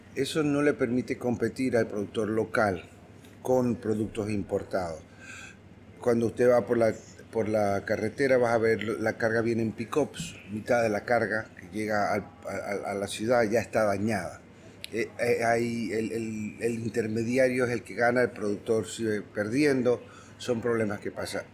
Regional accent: Panama; como panameños

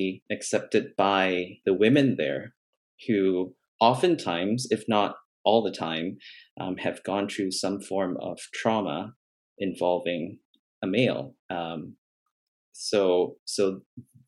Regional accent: Malaysia; moved away; I grew up in Malaysia, in an Asian kind of a culture

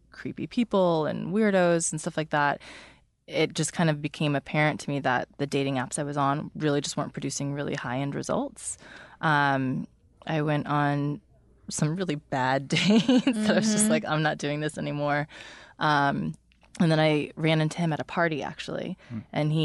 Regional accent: East Coast, United States; I was raised by a New Yorker. I'm an East Coast girl.

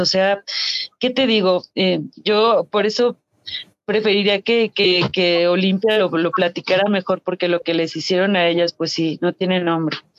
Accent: Guanajuato, Mexico; somos del estado de Guanajuato

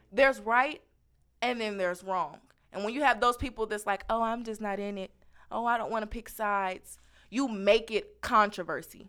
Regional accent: Kansas City, Missouri, United States; moved away; I come from Kansas City, Missouri.

